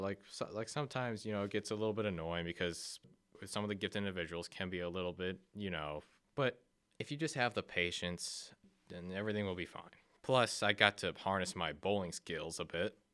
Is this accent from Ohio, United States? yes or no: yes; Akron, Ohio, United States; I was born and raised in Akron, Ohio